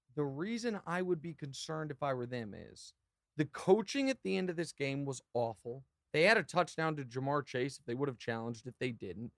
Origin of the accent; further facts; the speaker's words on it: Kansas City, Missouri, United States; being from Kansas City